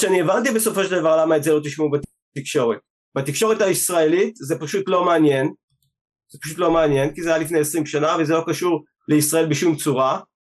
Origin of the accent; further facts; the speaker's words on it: Israel; אנחנו באים מישראל